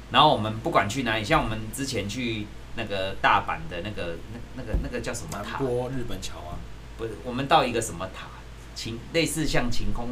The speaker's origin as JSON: {"language": "Chinese", "country": "Taiwan", "said": "我们台湾"}